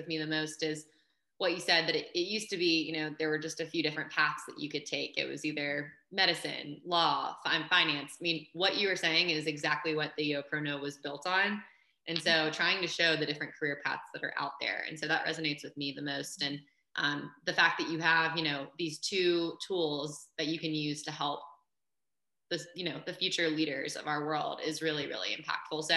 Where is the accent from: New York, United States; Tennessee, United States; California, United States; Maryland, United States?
Maryland, United States; Baltimore; I'm from Baltimore